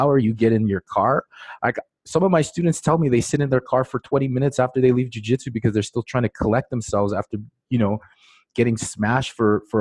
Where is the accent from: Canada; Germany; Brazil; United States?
Canada; Regina, Saskatchewan; I'm from Regina, Saskatchewan, and I'm right in the middle of Canada.